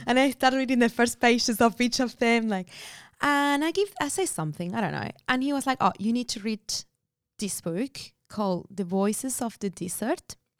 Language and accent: English; Buenos Aires, Argentina; moved away as an adult; now in Australia; I was born in Buenos Aires, Argentina.